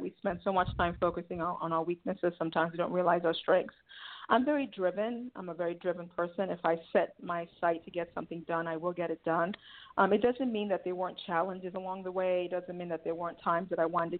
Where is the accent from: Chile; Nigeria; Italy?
Nigeria; now in United States; Yes, I'm originally from Nigeria. So in 1988, I came to the United States with my mom and my two brothers